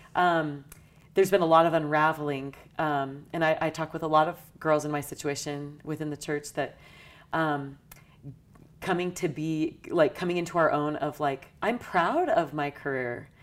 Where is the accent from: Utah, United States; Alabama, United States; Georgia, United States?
Utah, United States; St. George; I grew up in Southern Utah in Saint George.